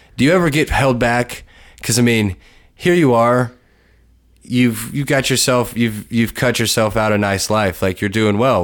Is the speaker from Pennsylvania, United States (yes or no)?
no; Lexington, Kentucky, United States; moved away as an adult; my hometown